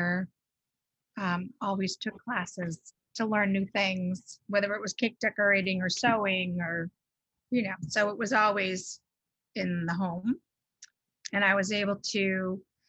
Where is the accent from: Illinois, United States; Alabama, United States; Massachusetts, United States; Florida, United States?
Massachusetts, United States; Bridgewater; moved away as an adult; also born or lived in Newton, Massachusetts; now in Rhode Island, United States; I grew up in Massachusetts, in southeastern Massachusetts, in Bridgewater.